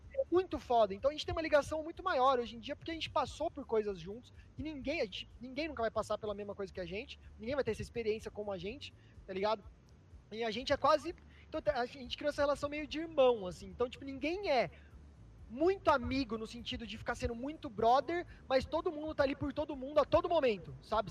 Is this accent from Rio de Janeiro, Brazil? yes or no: no; Votorantim, São Paulo, Brazil; moved away as an adult; now in São Paulo, Brazil; Em Sorocaba, que é uma cidade muito pequena, que é de onde eu sou, né? Votorantim, que é menor ainda, do lado de Sorocaba.